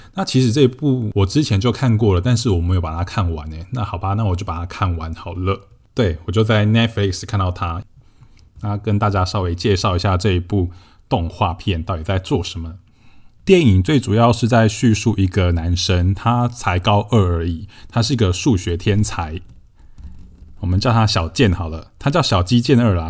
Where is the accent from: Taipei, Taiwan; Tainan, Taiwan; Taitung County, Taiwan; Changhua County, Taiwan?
Changhua County, Taiwan; Shetou; 我家就是住在彰化社头嘛，我的老家。 然后我的老家是一个三合院，是传统的那种三合院，就是墙壁都是用那种红砖瓦块堆砌而成的。 然后屋顶是用瓦片一片一片堆起来的，所以我家就是那种很传统的三合院